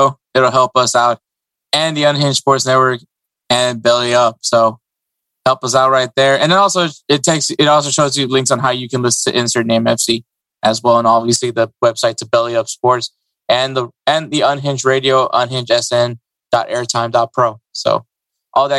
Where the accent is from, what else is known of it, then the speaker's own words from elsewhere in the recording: United States; me and Edward, we're both Salvadoran-Americans. Yes, we grew up in the U.S.